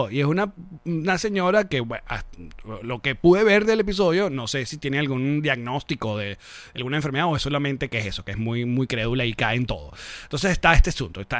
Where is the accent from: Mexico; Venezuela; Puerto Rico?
Venezuela; Caracas, Distrito Capital; also born or lived in New York; I was born in New York and I've lived all my life in Caracas, Venezuela.